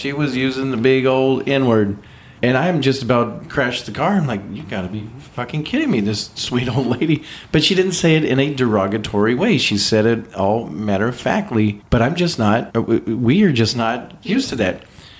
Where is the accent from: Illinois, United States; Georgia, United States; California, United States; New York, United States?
California, United States; I got roots in Kentucky and Oklahoma.